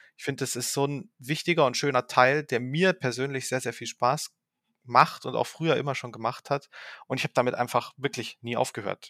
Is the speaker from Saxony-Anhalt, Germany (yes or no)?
no; Saarbrücken, Saarland, Germany; now in Ravensburg, Germany; Ich bin aufgewachsen in Saarbrücken